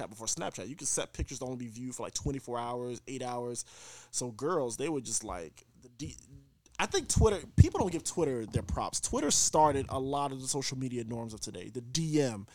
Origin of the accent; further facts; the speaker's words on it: Florida, United States; I grew up in Florida